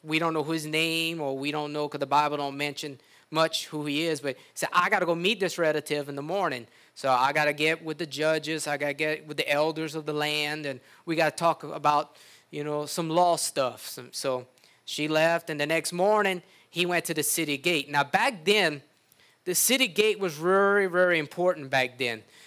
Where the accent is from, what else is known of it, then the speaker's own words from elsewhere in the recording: United States; we were raised in the United States